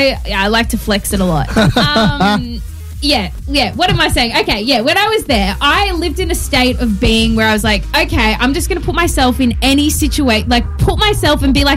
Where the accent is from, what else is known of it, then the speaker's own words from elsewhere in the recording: Australia; I'm from Australia.